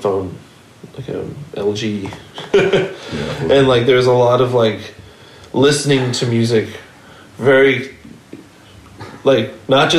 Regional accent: Southern California, United States; Growing up in Bakersfield, like going somewhere far for a show was something you just did. Especially growing up in Southern California

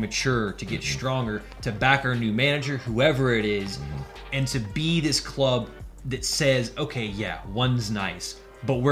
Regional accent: South Carolina, United States; moved away as an adult; now in Atlanta, United States; moving here 2 years ago, moving to a new city, even though I'm only from South Carolina

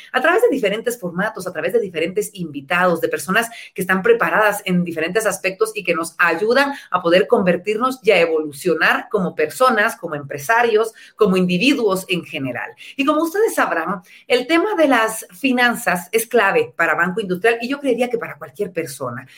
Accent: Guatemala; los guatemaltecos en nuestro país

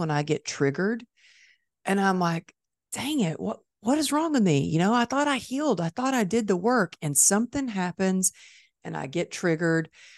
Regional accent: Dallas, Texas, United States; It's my hometown

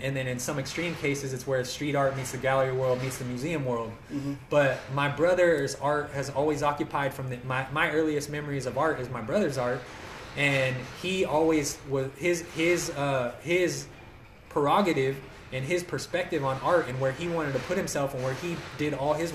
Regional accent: Madera, California, United States; we're from Madera

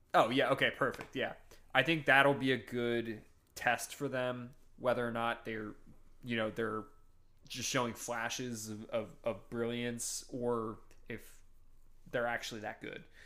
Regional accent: Northeast, United States; I'm from the Northeast

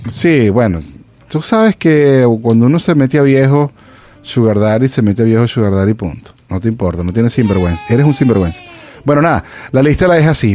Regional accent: Venezuela; moved away; also born or lived in Los Angeles; yo soy venezolano

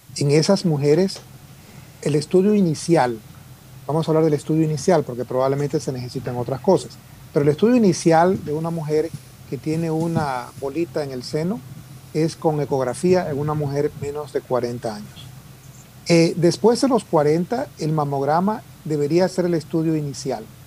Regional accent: Guayaquil, Guayas, Ecuador; moved away as an adult; now in Houston, United States; yo soy producto ecuatoriano, soy guayaquileño de tu barrio

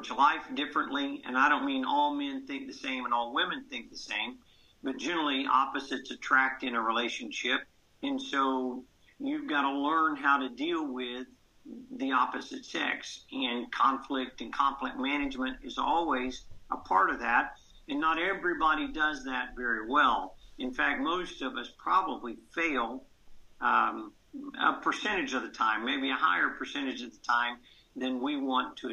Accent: Columbus, Georgia, United States; I was raised in Columbus, Georgia

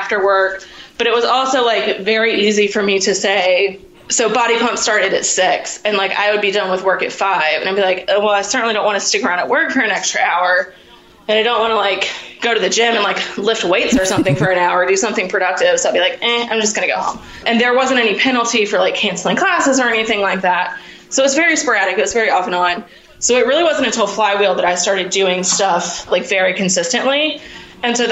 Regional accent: Richmond, Virginia, United States; also born or lived in Washington, District of Columbia, United States; I'm from Richmond, Virginia

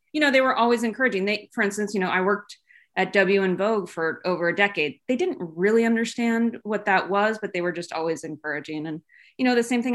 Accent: Los Gatos, California, United States; moved away as an adult; also born or lived in Los Angeles / New York; I am from Los Gatos, California, which is, you know, sort of Silicon Valley. Grew up here

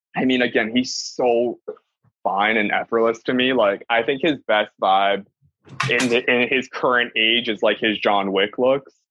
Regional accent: Hawaii, United States; I'm obviously Hawaiian

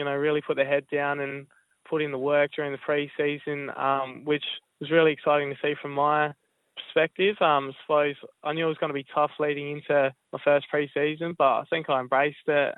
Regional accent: South Australia, Australia; Growing up in Sejuna

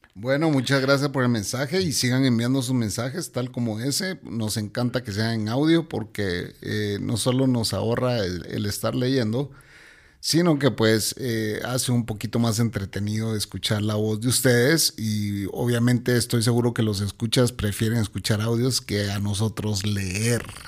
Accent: Guatemala; aquí en Guatemala

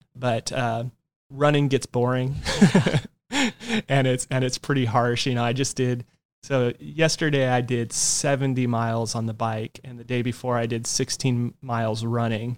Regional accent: Yucaipa, California, United States; also born or lived in Orange County, California; one of my hometown shops from where I grew up in Yucaipa, California

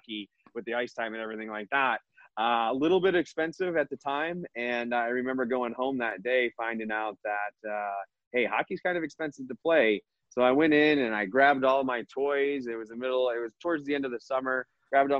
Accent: Michigan, United States; moved away; growing up in Michigan was fantastic

